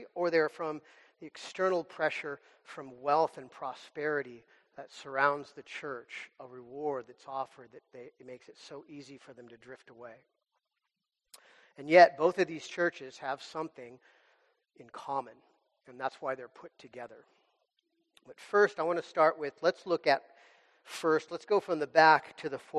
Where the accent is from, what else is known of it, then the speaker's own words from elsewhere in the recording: United States; as American Christians